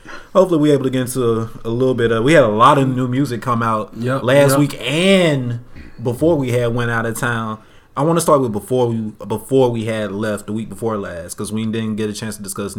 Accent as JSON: {"language": "English", "region": "the South", "country": "United States", "said": "proud to be from the South."}